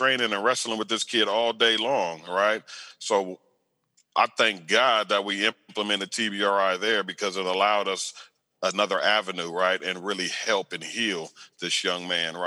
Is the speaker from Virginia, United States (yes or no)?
no; Riverside, California, United States; moved away as an adult; also born or lived in West Covina, California; now in Austin, United States; I grew up in Riverside County in the Inland Empire